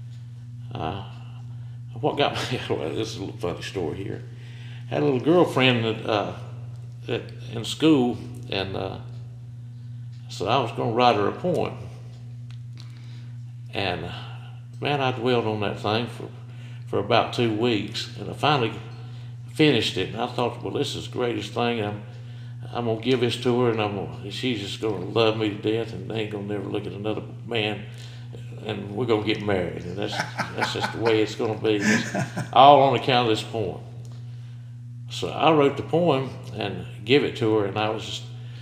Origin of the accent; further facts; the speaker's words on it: Shelby, North Carolina, United States; I grew up on North Washington Street over there in Shelby